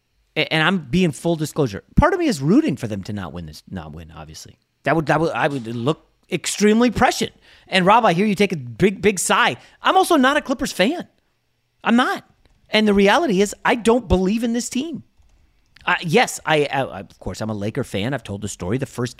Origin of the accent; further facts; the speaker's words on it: Northern Virginia, United States; also born or lived in New York; now in Los Angeles, United States; I grew up in Northern Virginia, so I've always had a place in my heart for the Washington Bullets.